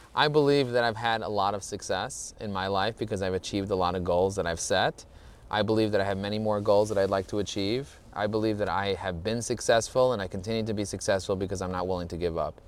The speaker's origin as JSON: {"language": "English", "town": "New York City", "region": "New York", "country": "United States", "tie": "born or raised there", "said": "I grew up in Borough Park, and still, even in Borough Park, there was a lot of anti Semitism."}